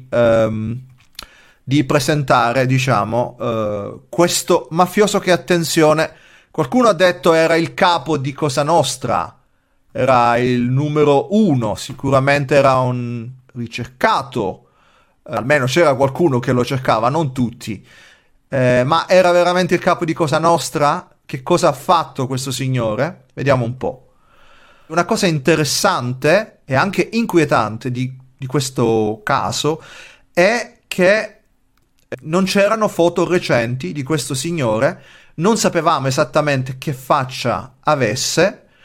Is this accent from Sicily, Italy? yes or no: yes; Gela, Sicily, Italy; anch'io sono nato e cresciuto in Sicilia, in un paese gela dove purtroppo la mafia aveva una presenza molto forte, soffocante violenta.